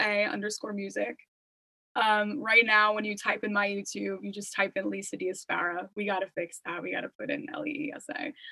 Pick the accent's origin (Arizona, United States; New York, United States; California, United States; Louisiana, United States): New York, United States; Long Island; Since we're both from Long Island, I wouldn't mind meeting here.